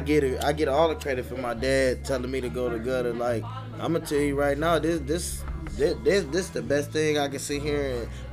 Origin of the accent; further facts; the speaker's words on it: Cleveland, Ohio, United States; also born or lived in Warrensville Heights, Ohio; I was from Kinsman, you know, in the valley